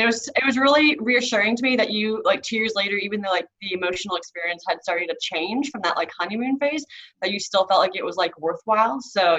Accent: North Carolina, United States; moved away as an adult; also born or lived in Florida / Colorado / Ukraine; now in New Zealand; I'm from the deep south of the U.S., so North Carolina. I was born in Florida, but grew up on the East Coast

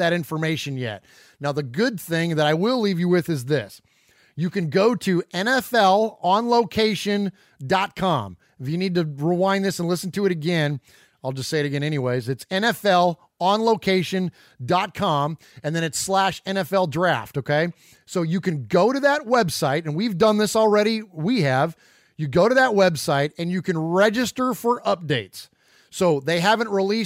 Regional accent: San Jose, California, United States; moved away as an adult; now in Middle Tennessee, United States; … and I are originally from the Bay Area. We're from San Jose, California. We've since relocated to Middle Tennessee.

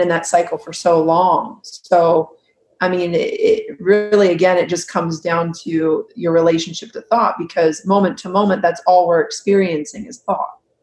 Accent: Huntington Beach, California, United States; I grew up in Huntington Beach. Mm-hmm. California

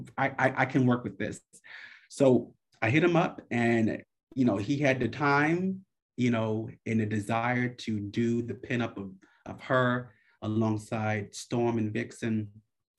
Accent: New York, United States; I'm from New York

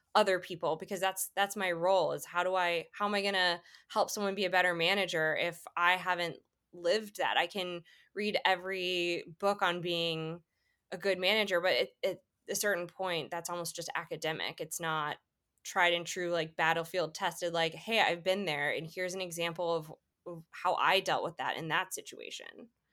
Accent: Atlanta, Georgia, United States; moved away as an adult; also born or lived in Washington, D.C. / Boston; now in Chicago, United States; I grew up in Atlanta, went to an international school

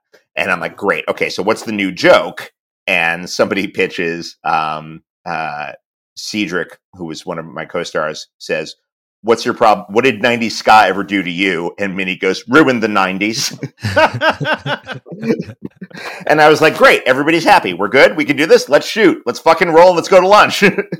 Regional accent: United Kingdom; Because I'm in my late 40s and I'm British. We all love ska.

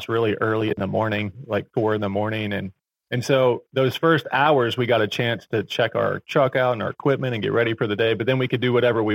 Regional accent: Virginia, United States; I was born and raised in Virginia. I've never left

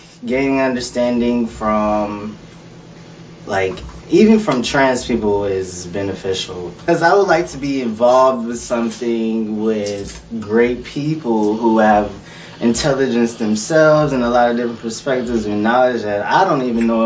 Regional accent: Houston, Texas, United States; I was born in Houston, but I'm a full-fledged country boy.

